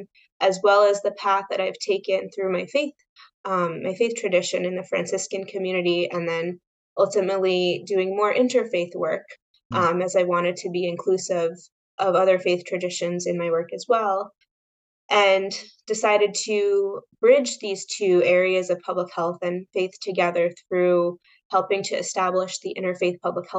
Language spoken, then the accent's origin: English; New York, United States; also born or lived in Westchester County, New York / Orange County, New York; I grew up in New York, right outside of New York City. I was in Westchester County until middle school. Then my parents moved up to Orange County